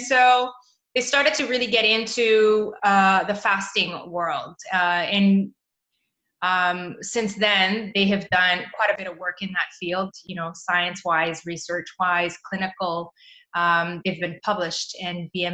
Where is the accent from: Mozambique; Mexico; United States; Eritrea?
Mozambique; also born or lived in Toronto, Canada; now in Europe; I moved back to my home country, which is in Mozambique, Southern Africa